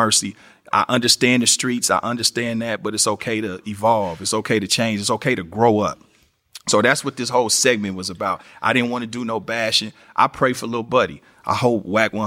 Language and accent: English; Kansas City, Missouri, United States; my city, Kansas City